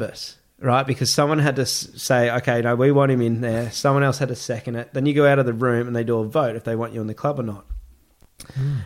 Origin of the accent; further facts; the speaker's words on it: Gold Coast, Queensland, Australia; I grew up in Palm Beach on the Gold Coast